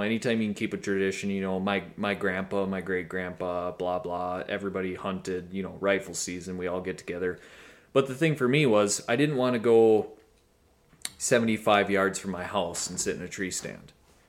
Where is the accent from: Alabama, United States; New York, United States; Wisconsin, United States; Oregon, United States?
Wisconsin, United States; I grew up in Wisconsin